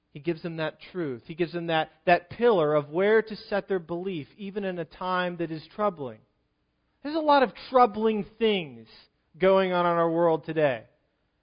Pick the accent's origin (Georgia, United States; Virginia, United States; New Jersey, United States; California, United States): Virginia, United States; now in Pennsylvania, United States; I grew up in Virginia